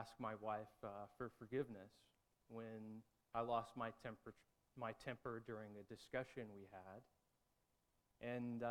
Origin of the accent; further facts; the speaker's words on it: Texas, United States; moved away as an adult; also born or lived in Dallas, Texas; now in Georgia, United States; I grew up in Texas, going to an Anglican church